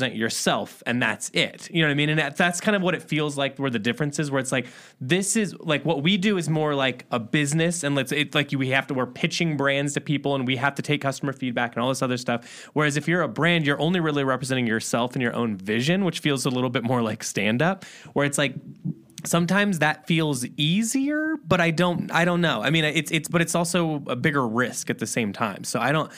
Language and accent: English; Midwest, United States; we're from the Midwest, so there was a big like hardcore scene